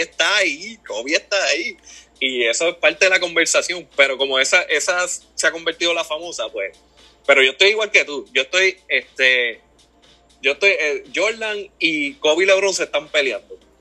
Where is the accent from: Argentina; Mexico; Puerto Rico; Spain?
Puerto Rico; Toa Baja; yo me crié en, en Levitown, por allá toda baja